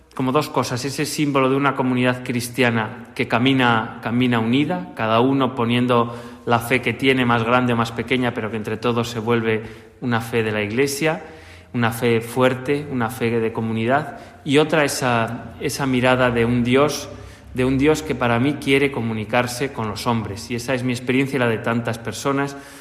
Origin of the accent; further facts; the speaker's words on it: Segovia, Castile and León, Spain; moved away; Yo he vivido la religiosidad popular desde bien pequeño en mi, en mi ciudad natal, en Segovia